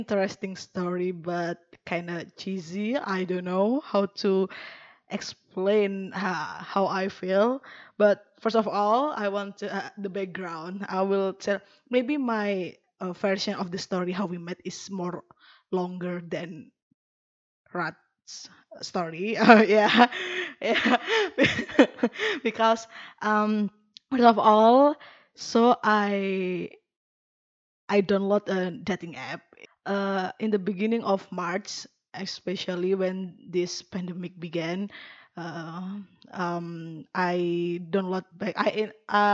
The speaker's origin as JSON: {"language": "English", "region": "East Java", "country": "Indonesia", "second_language": "English", "said": "I am from a very tiny village in East Java, in Java Island, Indonesia."}